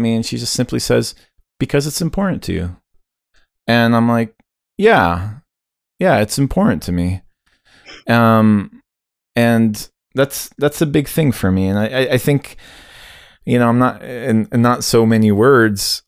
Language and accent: English; United States; as an American like kid growing up